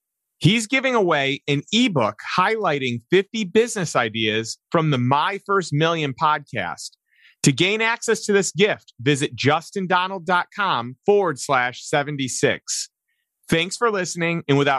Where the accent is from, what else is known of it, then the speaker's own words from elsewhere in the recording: Chicago, Illinois, United States; also born or lived in St. Louis; now in Austin, United States; I'm from Chicago originally, then moved to St. Louis